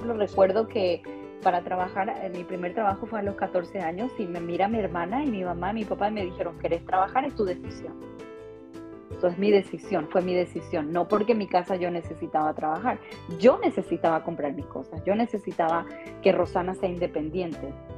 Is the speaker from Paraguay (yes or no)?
yes; Paraguay; moved away as an adult; now in Las Vegas, United States; no soy mexicana porque yo soy paraguaya